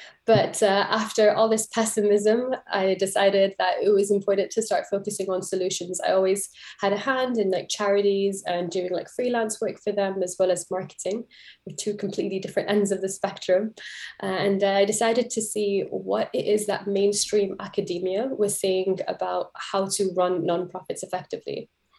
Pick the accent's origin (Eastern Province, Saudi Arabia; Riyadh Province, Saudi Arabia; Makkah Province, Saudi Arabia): Makkah Province, Saudi Arabia; Jeddah; accent: confused; also born or lived in London, United Kingdom; So I was born in London, but raised in Saudi Arabia, and I was like kind of lived between Jeddah and London my entire life.